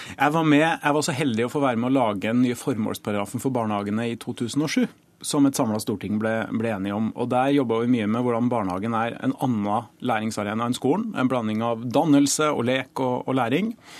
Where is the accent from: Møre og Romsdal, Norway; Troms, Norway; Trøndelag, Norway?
Trøndelag, Norway; Trondheim; min hjemby Trondheim